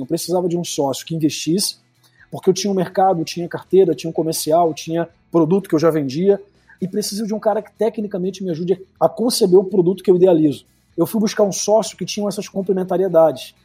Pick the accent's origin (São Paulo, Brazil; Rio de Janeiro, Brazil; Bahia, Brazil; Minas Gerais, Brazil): Rio de Janeiro, Brazil; now in Espírito Santo, Brazil; Vim ali do Rio de Janeiro, Campo Grande, Big Field, terra de Malboro. Só quem é de Campo Grande sabe o que, que significa